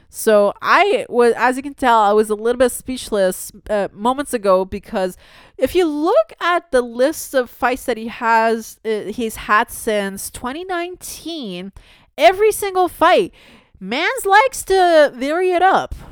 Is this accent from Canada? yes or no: yes; Canada; also born or lived in Toronto